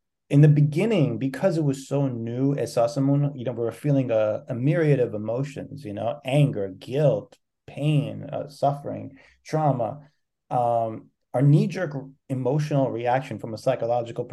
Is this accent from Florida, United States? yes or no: no; New York, United States; I'm from New York